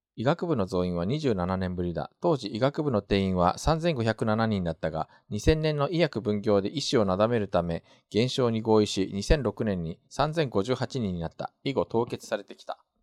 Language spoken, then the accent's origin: Japanese; Japan; moved away as an adult; also born or lived in South Korea; 日本生まれ、えー、おととし9月まで韓国に住んでおりました日本人